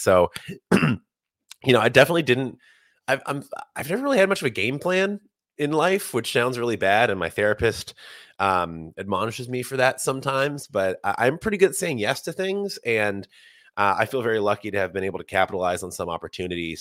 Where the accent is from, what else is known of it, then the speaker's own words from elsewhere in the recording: Bardstown, Kentucky, United States; moved away as an adult; now in New York City, United States; Not only did I grow up in Bardstown, I grew right up, right off Distiller's Row